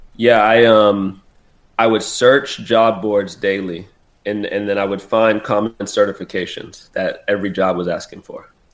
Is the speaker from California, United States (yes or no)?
yes; San Diego, California, United States; moved away as an adult; also born or lived in Florida; I came all the way from San Diego, California